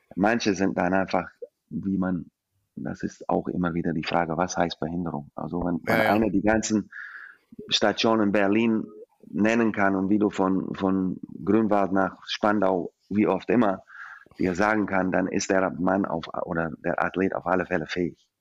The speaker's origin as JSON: {"language": "German", "region": "Scotland", "country": "United Kingdom", "second_language": "German", "moved": "yes", "lives_now": "Germany", "said": "als alte Schotte"}